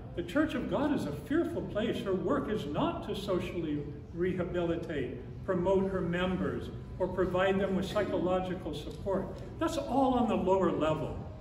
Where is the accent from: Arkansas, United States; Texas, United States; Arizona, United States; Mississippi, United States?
Arizona, United States; Phoenix; When I was a boy growing up in the Episcopal Church in Phoenix